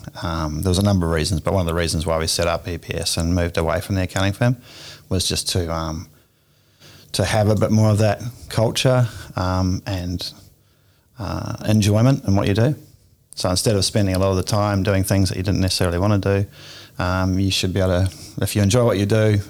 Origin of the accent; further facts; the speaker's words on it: New Zealand; moved away as an adult; I'm originally from New Zealand, so mm-hmm. I moved here 23 years or so ago